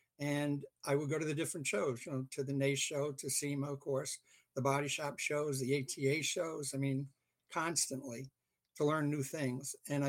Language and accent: English; England, United Kingdom; also born or lived in Canada; now in United States; I basically am originally from England. Although I was born in Canada, my parents were British subjects.